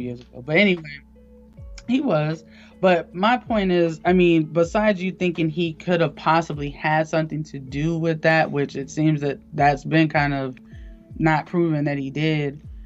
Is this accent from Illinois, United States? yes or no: no; Eatonville, Florida, United States; I'm from Eatonville, Florida, which is um, the oldest black incorporated town in America